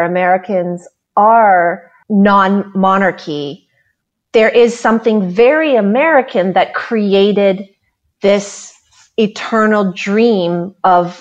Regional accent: Canada; as a Canadian

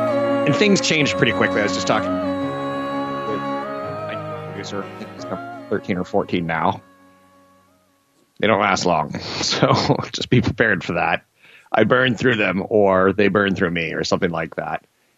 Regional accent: East Coast, United States; But I was from the East Coast, and I didn't know that … appealed to a strongly female lesbian audience.

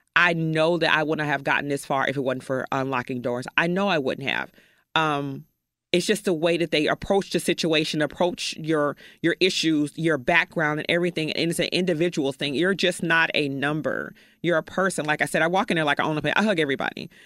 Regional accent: Chicago, Illinois, United States; moved away; I am from Chicago. I have no family here whatsoever

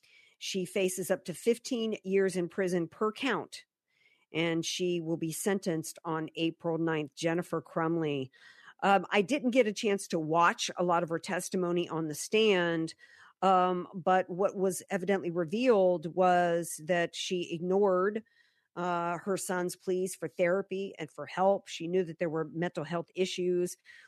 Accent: the South, United States; I've been saying that, you know, that I grew up in the South.

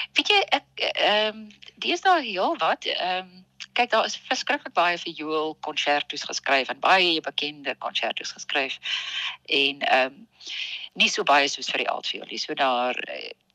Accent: Pretoria, Gauteng, South Africa; moved away as an adult; now in Bloemfontein, South Africa; ek het in Pretoria as ek gebore en ek het daar groot geword

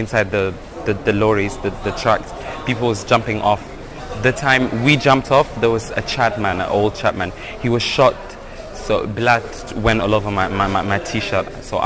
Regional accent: South Sudan; 18 years old. I come from South Sudan.

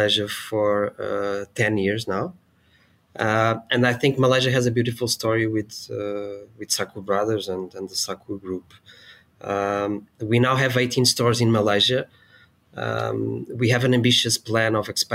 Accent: Portugal; I'm from Portugal as well.

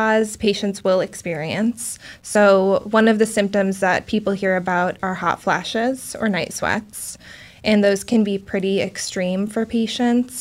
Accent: Alaska, United States; also born or lived in Wisconsin; now in Portland, United States; am originally from Alaska

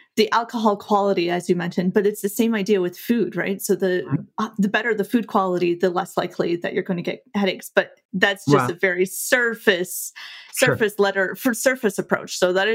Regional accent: England, United Kingdom; It's a French last name, even though I'm English

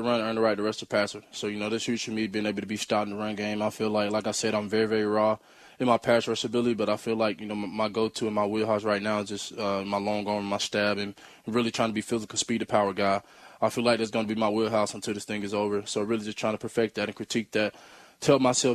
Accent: Mississippi, United States; born or raised there; moved away as an adult; now in Seattle, United States

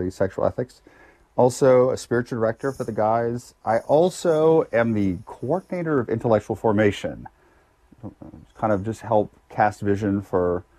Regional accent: Lafayette, Louisiana, United States; I was born in Lafayette, Louisiana. Went to high school there, public high school product

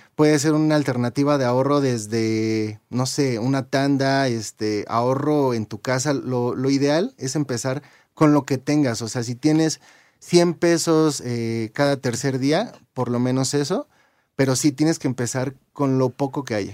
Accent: Mexico; como mexicanos, eh, los que nos registramos en nuestro primer empleo después de 1997

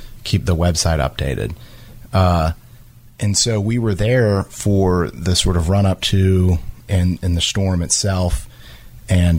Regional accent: South Louisiana, United States; now in Jacksonville, United States; I grew up in South Louisiana

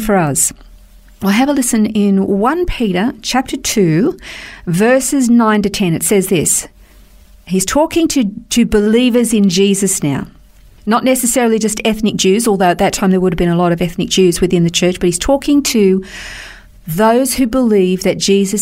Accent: Australia; We're Australian

